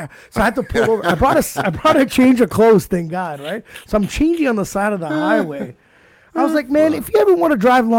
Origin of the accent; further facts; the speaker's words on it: Ottawa, Ontario, Canada; my city, Ottawa